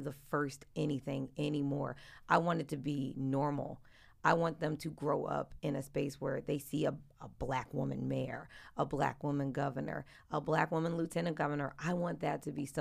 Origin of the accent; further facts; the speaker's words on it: Philadelphia, Pennsylvania, United States; I'm from South Philly and moved uptown to get away from